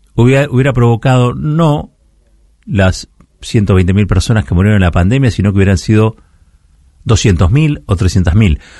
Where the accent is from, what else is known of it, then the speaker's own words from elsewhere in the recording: Argentina; Luchar es lo que nos define como argentinos